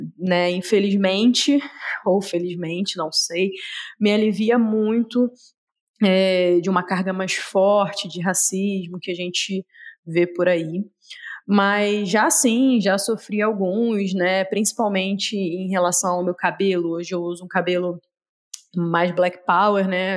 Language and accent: Portuguese; Rio de Janeiro, Brazil; now in Belo Horizonte, Brazil; sou carioca, apesar de morar em Belo Horizonte, fugi da minha terrinha